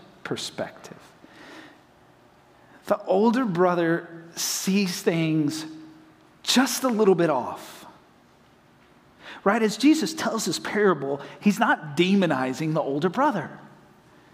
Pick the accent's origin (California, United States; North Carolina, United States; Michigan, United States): North Carolina, United States; Hendersonville; now in Florida, United States; I'm from Hendersonville, North Carolina